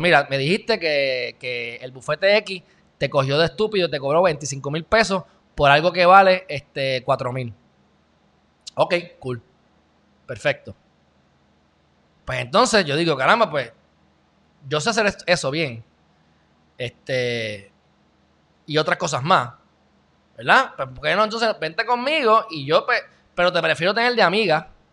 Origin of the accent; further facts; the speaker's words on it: Puerto Rico; somos los, puertorriqueños, el pueblo